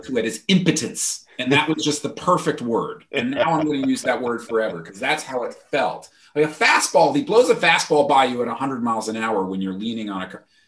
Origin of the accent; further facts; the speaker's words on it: Peekskill, New York, United States; now in Boston, United States; I, am from about an hour north of New York City, not far enough to call upstate, but Peekskill.